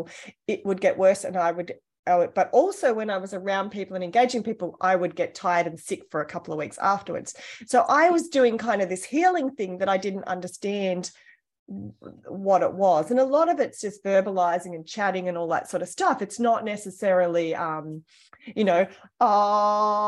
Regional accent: Australia; I was born in Australia. I'm from a large family.

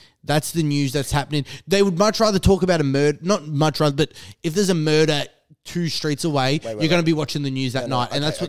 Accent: Diamond Creek, Victoria, Australia; growing up in Diamond Creek and how it's a very white area and I was the only wog in Dymo.

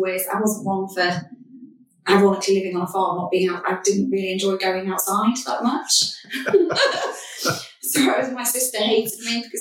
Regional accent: Anglesey, North Wales, United Kingdom; I grew up on Anglesey, North Wales, on a farm in the middle of nowhere

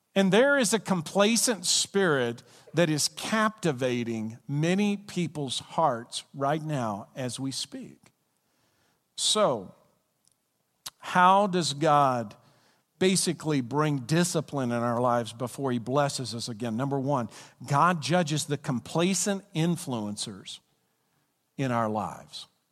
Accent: Glasgow, Kentucky, United States; where I'm from, Glasgow, Kentucky, which was named after Glasgow, Scotland, if you go to the county that I'm from, or if you go to the state that I'm from

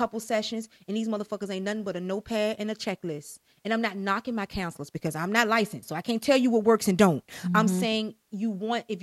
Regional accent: Highland Park, United States; I grew up in Highland Park

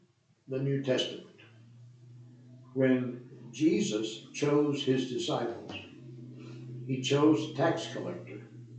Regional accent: United States; as an American citizen.

